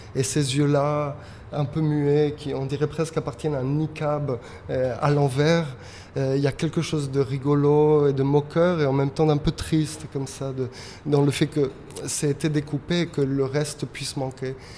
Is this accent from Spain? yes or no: yes; Madrid, Community of Madrid, Spain; also born or lived in England; now in Paris, France; Je suis né à Madrid